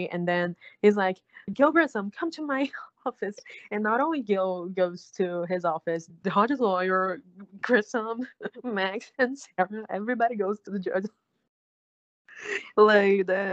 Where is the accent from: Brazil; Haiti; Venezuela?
Brazil; I'm from South America, but my country speaks Portuguese. We don't speak Spanish here.